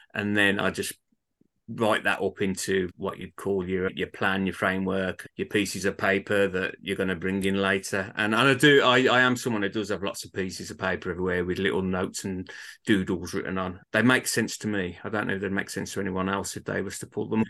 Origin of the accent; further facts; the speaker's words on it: Birmingham, West Midlands, United Kingdom; accent: Birmingham; my hometown of Birmingham